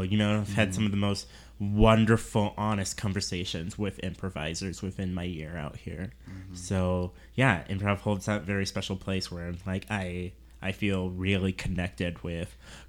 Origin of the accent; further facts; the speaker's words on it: Seattle, Washington, United States; now in Minneapolis–Saint Paul, United States; I'm originally from Seattle